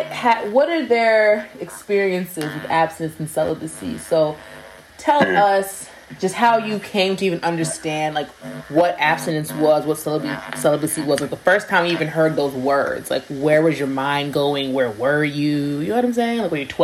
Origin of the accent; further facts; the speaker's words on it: New York, United States; as a New Yorker